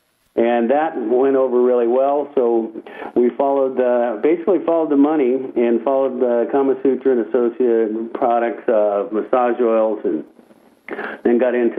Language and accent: English; Phoenix, Arizona, United States; moved away as an adult; also born or lived in Virginia; now in Colorado, United States; I grew up in Phoenix, then went to the University of Virginia and graduated, interestingly enough, from my perspective, with a degree in architecture